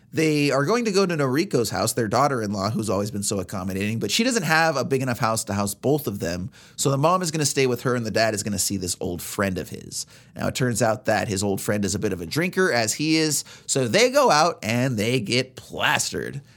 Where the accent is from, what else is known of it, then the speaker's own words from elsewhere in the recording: United States; as Americans